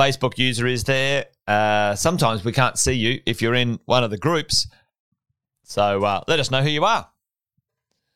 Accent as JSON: {"language": "English", "town": "Charters Towers", "region": "Queensland", "country": "Australia", "tie": "born or raised there", "said": "I grew up in Charters Towers. There you go. Went to high school there"}